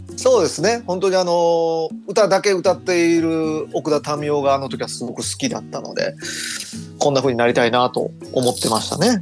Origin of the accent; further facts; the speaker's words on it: Toyonaka, Osaka, Japan; 僕あの、生まれも 育ちもその大阪の豊中ってとこで